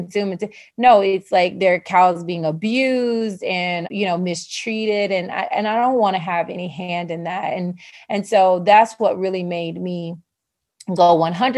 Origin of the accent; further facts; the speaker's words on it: the South, United States; I'm from the South